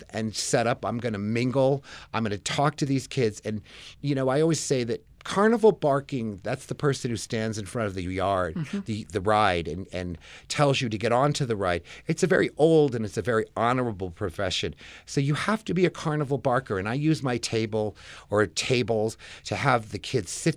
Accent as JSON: {"language": "English", "town": "Albuquerque", "region": "New Mexico", "country": "United States", "tie": "born or raised there", "also_born_or_lived": "Massachusetts / New York", "moved": "as an adult", "said": "I grew up here in Albuquerque. I graduated from Manzano High School in 1976"}